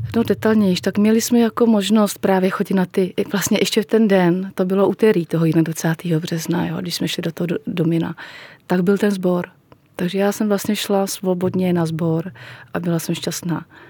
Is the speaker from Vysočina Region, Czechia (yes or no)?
no; Plzeň, Plzeň Region, Czechia; když jsem znova chodila do první třídy, to už bylo tady v Plzni